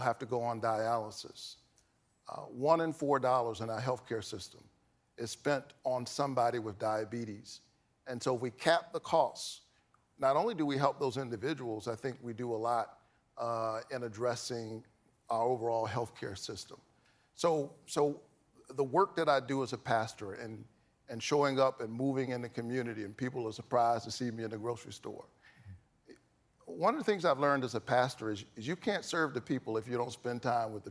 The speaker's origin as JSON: {"language": "English", "region": "the South", "country": "United States", "tie": "born or raised there", "said": "I grew up in the South"}